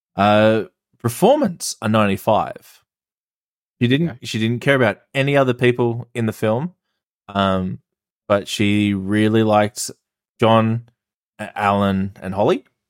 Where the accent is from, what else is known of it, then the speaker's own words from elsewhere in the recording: Australia; I'm Australian